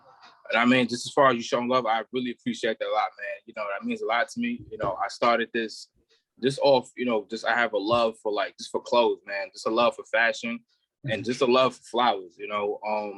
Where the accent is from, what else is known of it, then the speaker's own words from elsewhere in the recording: New York City, New York, United States; I'm from Brooklyn, New York, born and raised and you know, one of the like Brownsville and stuff like that.